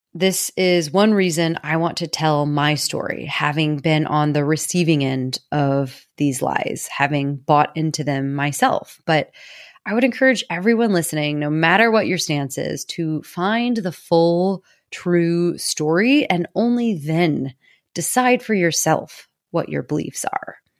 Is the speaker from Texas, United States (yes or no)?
no; Missouri, United States; I was born and raised in Missouri